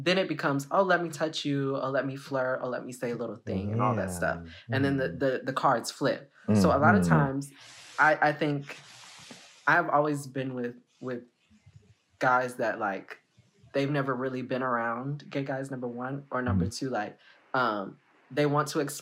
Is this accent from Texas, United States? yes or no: yes; Houston, Texas, United States; now in San Antonio, United States; I'm from Houston, Texas